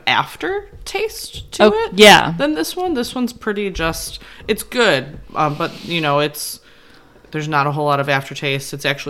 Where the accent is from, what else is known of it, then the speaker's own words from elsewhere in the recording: Chicago suburbs, Illinois, United States; we are born and raised in the Chicago suburbs.